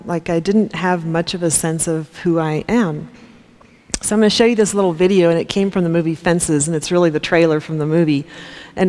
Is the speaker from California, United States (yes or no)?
no; Topeka, Kansas, United States; I grew up in Topeka, Kansas in the 60s and 70s